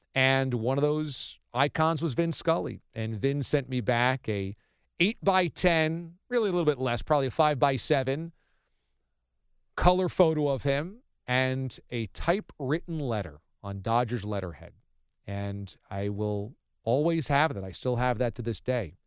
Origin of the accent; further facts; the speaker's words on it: Warwick, New York, United States; I was a high school kid in Warwick, New York, in Orange County back in the mid-nineties